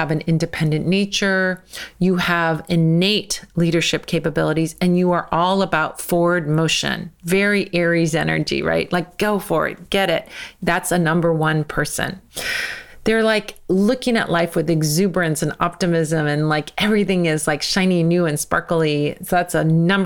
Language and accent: English; United States; I'm American